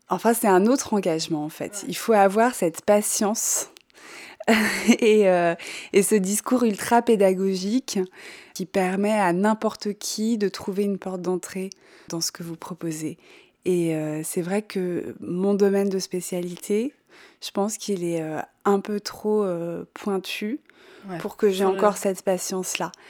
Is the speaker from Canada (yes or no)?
no; Bourgogne-Franche-Comté, France; born there; moi j'ai 45 ans je suis née en Bourgogne